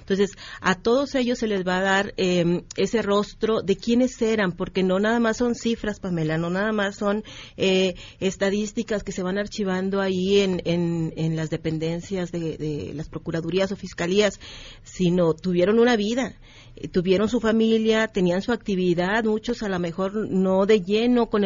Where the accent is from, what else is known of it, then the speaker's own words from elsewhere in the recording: Nuevo León, Mexico; moved away; also born or lived in Coahuila; Yo soy originaria de Nuevo León, pero trabajo mucho, desde hace mucho tiempo en Coahuila.